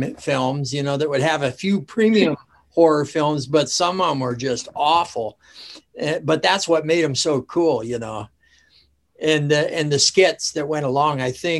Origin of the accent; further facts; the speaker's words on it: Alaska, United States; there were certain people that would know that I was from Alaska